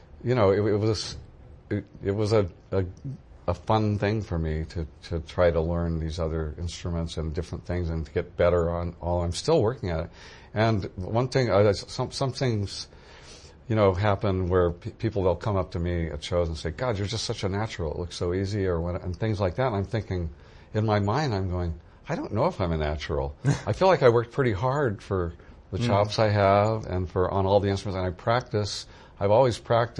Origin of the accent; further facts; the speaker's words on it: Santa Cruz, California, United States; I grew up in California. I'm native California from Santa Cruz originally